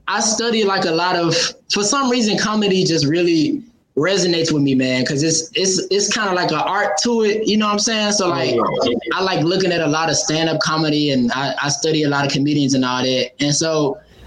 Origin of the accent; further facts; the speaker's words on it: Memphis, Tennessee, United States; moved away as an adult; now in Nashville, United States; I'm from Memphis, but I'm staying in Nashville right now